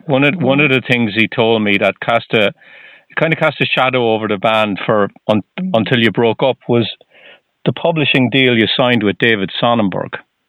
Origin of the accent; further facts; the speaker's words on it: Ireland; I'm Irish.